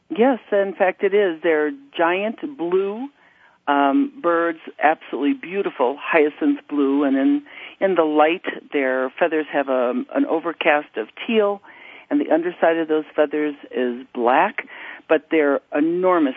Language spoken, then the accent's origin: English; United States; moved away as an adult; also born or lived in Kuwait; I'm a U.S. citizen. I was born and raised in the United States